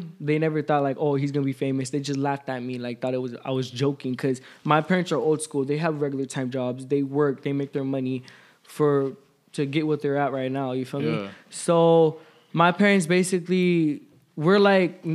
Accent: Bakersfield, California, United States; I'm originally from Bakersfield.

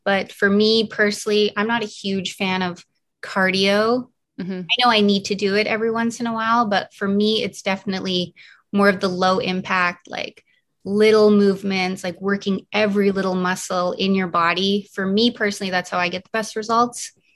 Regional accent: Canada; moved away; also born or lived in New York City; I am originally from Canada

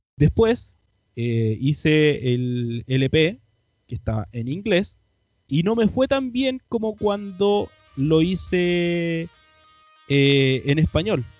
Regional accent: Chile; nuestro black metal chileno autóctono

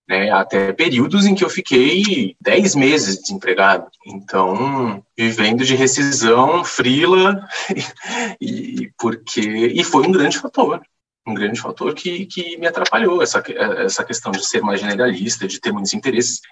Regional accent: Santos, São Paulo, Brazil; eu sou de Santos

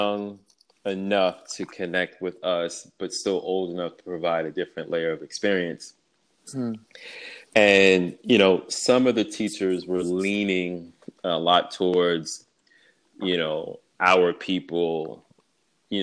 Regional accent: New York City, New York, United States; I was born and raised in Brooklyn, and I am a twin

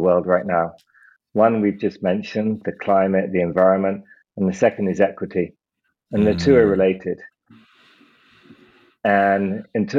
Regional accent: United Kingdom; I'm British

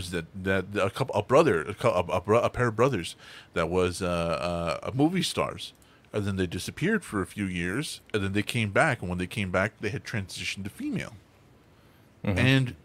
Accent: Texas, United States; I'm from Texas

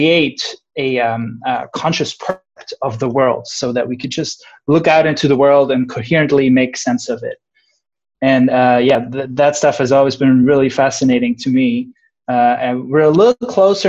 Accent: Switzerland; moved away as an adult; also born or lived in Irvine, United States; now in Santa Barbara, United States; I'm originally from Switzerland

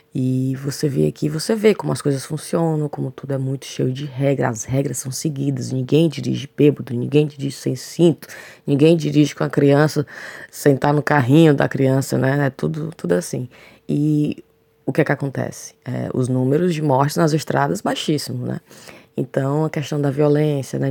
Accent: Ceará, Brazil; moved away as an adult; now in United Kingdom

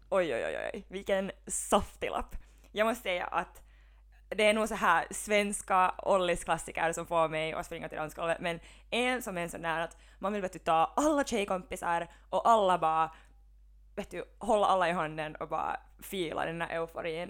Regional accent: Helsinki, Uusimaa, Finland; moved away as an adult; now in Vaasa, Finland; jag är ju från Helsingfors

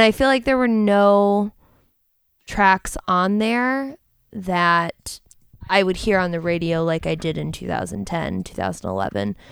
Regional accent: Cleveland, Ohio, United States; now in Austin, United States; I love my hometown. I know we in the ATX right now, but I'm from Cleveland.

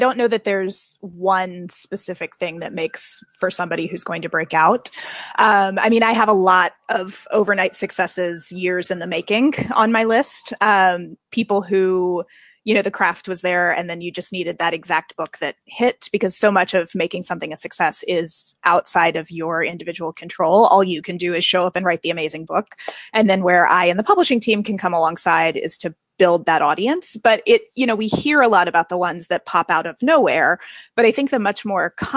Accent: the American South, United States; moved away as an adult; also born or lived in Nashville; now in New York, United States; I'm a Southerner

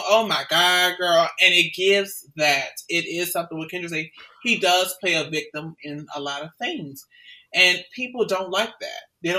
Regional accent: the South, United States; I'm from the South.

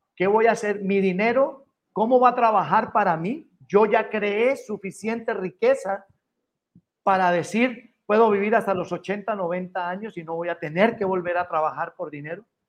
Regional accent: Colombia; now in Los Angeles, United States; Yo como colombiano

